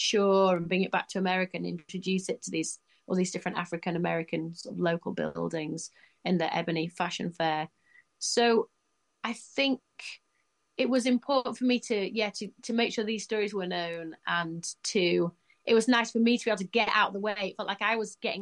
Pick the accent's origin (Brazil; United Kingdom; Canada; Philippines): United Kingdom; Leeds, Yorkshire and the Humber; I'm lucky to be from Leeds.